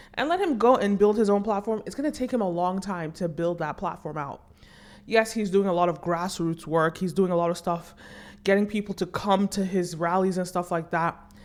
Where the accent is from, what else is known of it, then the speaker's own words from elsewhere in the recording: Nigeria; I'm Nigerian